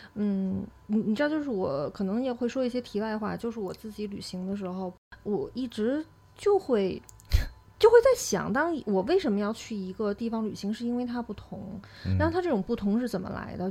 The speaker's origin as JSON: {"language": "Chinese", "region": "Beijing", "country": "China", "said": "作为我也是一个北京人"}